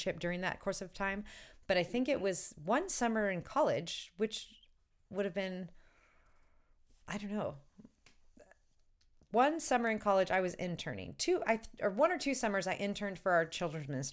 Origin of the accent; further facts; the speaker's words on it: St. Louis, Missouri, United States; I was born and raised in St. Louis